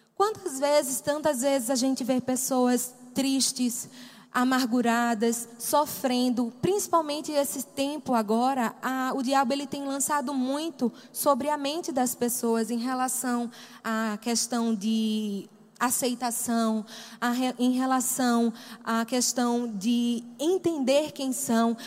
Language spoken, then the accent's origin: Portuguese; Recife, Pernambuco, Brazil; moved away; eu não sou daqui, tenho um sotaque diferente, sou de Pernambuco, sou de Recife